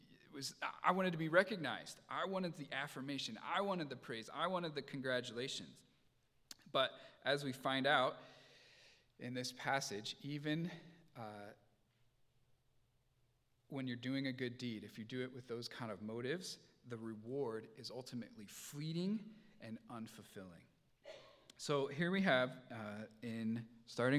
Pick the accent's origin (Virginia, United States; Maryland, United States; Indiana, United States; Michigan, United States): Indiana, United States; moved away; I grew up in Indiana